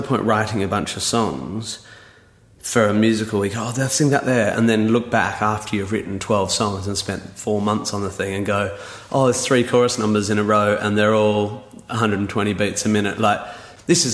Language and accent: English; Perth, Western Australia, Australia; moved away; I was from Perth